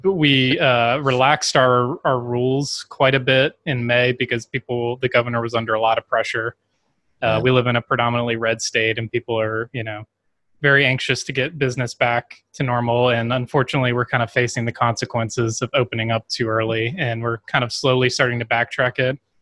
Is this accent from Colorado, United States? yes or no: no; Baton Rouge, Louisiana, United States; also born or lived in New Orleans; I grew up in Baton Rouge, Louisiana, my entire life